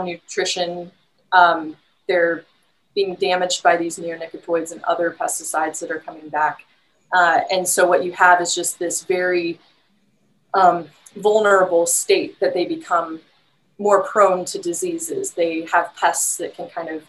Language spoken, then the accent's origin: English; West Lafayette, Indiana, United States; moved away; I'm from Indiana originally, and I'm from the Purdue area originally